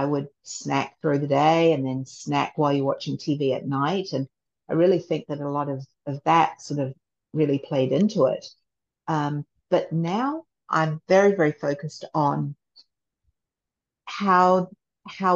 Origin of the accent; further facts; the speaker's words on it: Christchurch, Canterbury, New Zealand; moved away as an adult; also born or lived in England / Japan / Seoul, Korea; now in United States; when I was raised in New Zealand